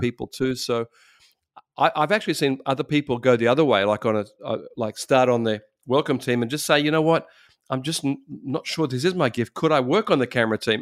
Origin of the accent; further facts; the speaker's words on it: Australia; I'm from Australia